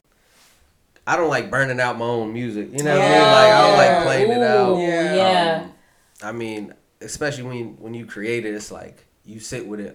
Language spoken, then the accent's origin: English; Vineland, New Jersey, United States; I grew up in Vineland, New Jersey